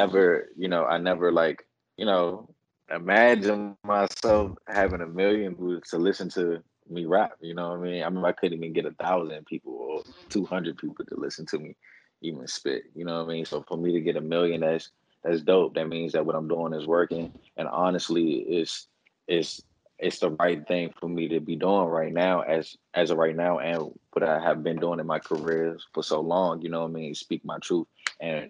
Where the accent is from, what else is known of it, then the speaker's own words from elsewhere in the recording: Washington, District of Columbia, United States; now in California, United States; live from the district, man. DMV stand up.